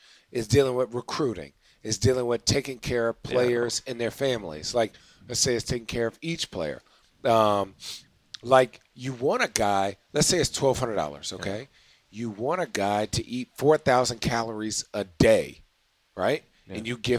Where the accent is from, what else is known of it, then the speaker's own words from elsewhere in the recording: United States; I don't know what none of this is. I'm super American.